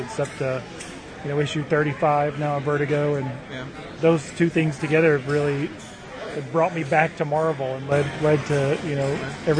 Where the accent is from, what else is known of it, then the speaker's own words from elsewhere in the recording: Alabama, United States; moved away as an adult; now in Kansas City, United States; I'm originally from Alabama, but I've been in Kansas City for about, I guess, 10 years now.